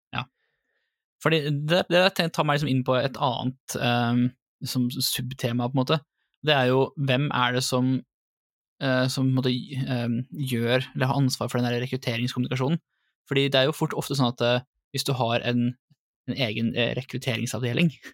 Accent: Drammen, Buskerud, Norway; accent: Drammen dialect; also born or lived in Lier; Min utprega drammensdialekt

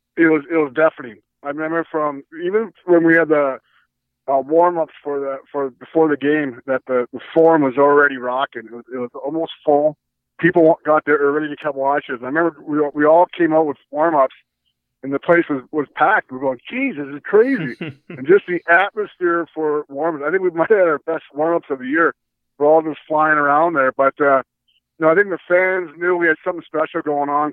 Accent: Edmonton, Alberta, Canada; I grew up in Edmonton

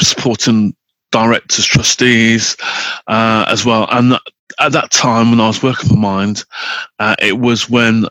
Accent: Wolverhampton, West Midlands, United Kingdom; I grew up in Wolverhampton

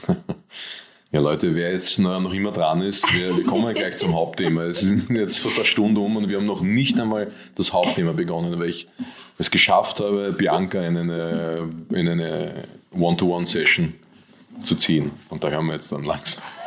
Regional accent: Austria; ich bin Österreicher

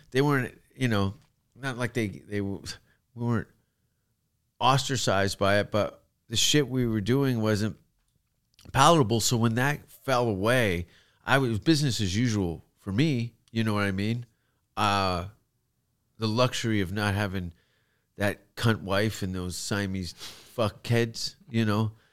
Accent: Canada; accent: Canadian; moved away as an adult; also born or lived in London, United Kingdom; now in Los Angeles, United States; my Canadian accent

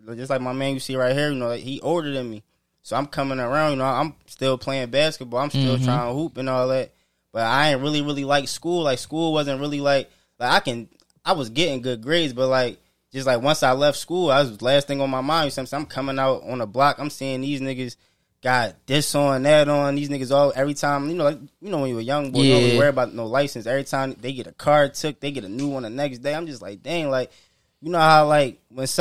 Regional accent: Philadelphia, Pennsylvania, United States; moved away as an adult; now in Atlanta, United States; I'm from Philly

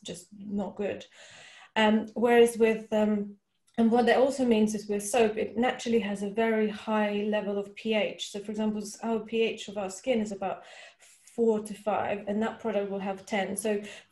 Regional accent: Russia; moved away; I grew up in Russia

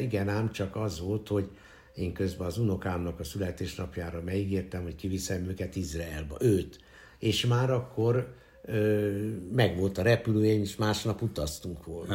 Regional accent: Budapest, Hungary; az újpesti szülőotthonban születtem

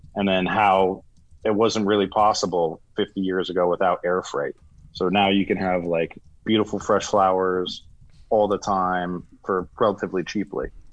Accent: Florida, United States; moved away as an adult; also born or lived in Dubai; I grew up in Florida

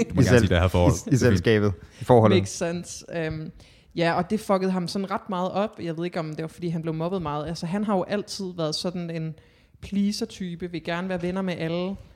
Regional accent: Hanstholm, North Denmark Region, Denmark; Jo, men sådan kort, kort fortalt, så er jeg opvokset i Hanstholm, en øh, lille flække i Nordjylland, i Thy.

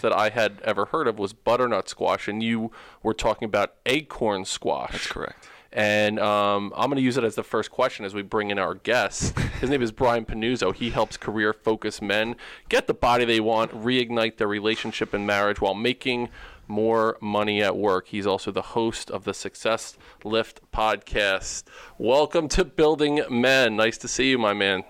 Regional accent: New Jersey, United States; I grew up on um, Central Jersey, closer to Rutgers, uh, okay. Jersey Shore kind of area

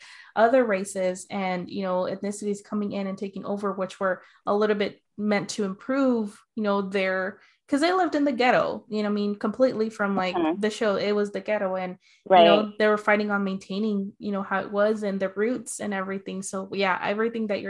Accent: Arizona, United States; also born or lived in Michoacán, Mexico; I grew up in Arizona

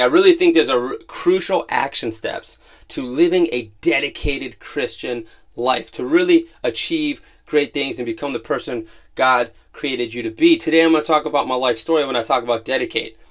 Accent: Youngstown, Ohio, United States; I grew up in Youngstown, Ohio, in a full-blooded Italian family

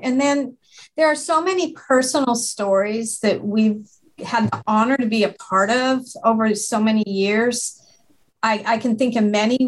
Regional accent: Kalispell, Montana, United States; now in Fort Worth, United States; I grew up in Montana up in West Glacier area in Kalispell, Montana

